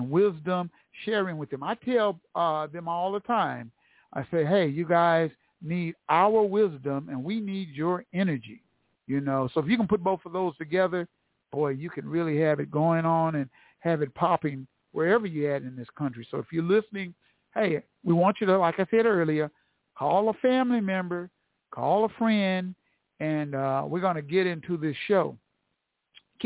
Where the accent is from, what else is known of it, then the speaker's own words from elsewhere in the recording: Tulsa, Oklahoma, United States; here in the heart of Black Wall Street, Tulsa, Oklahoma. T-Town, my hometown